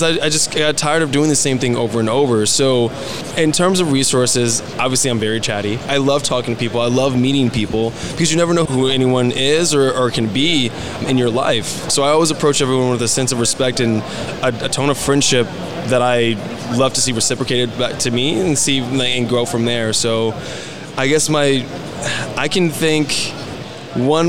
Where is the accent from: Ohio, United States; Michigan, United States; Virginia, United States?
Michigan, United States; Detroit; moved away as an adult; also born or lived in Arizona; I'm originally from Detroit. I was born in Michigan, and I lived there for about 14 years before I ultimately moved to Arizona to attend college